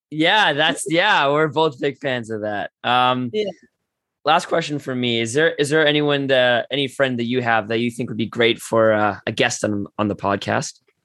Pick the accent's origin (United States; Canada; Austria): Canada; Toronto, Ontario; I grew up in Toronto